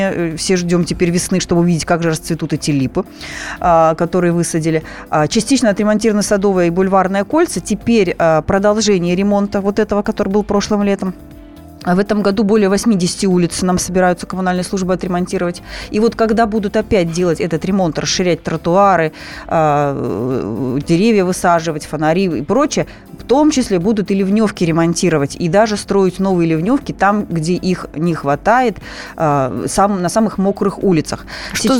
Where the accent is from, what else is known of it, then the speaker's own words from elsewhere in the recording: Moscow, Russia; мы все ходим, москвичи, по улицам